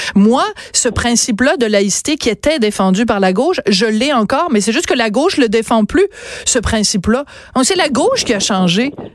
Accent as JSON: {"language": "French", "country": "France", "tie": "born or raised there", "said": "je suis née en France"}